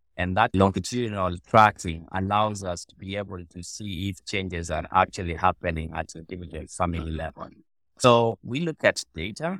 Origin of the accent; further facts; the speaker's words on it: Kenya; I was born in Southwest, in Western Kenya, which is not very far from Lowalla